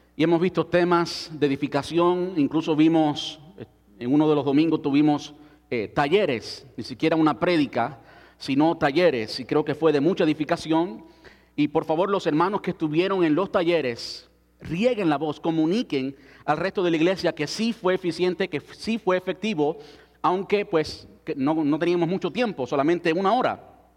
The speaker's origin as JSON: {"language": "Spanish", "country": "Cuba", "moved": "yes", "said": "antes de salir de mi país. Soy cubano"}